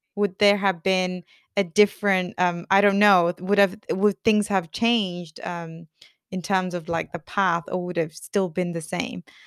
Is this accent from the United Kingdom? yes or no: yes; United Kingdom